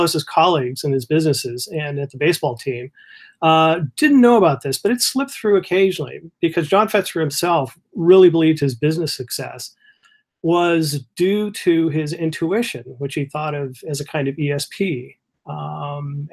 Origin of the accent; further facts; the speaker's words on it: California, United States; now in Michigan, United States; I'm originally from California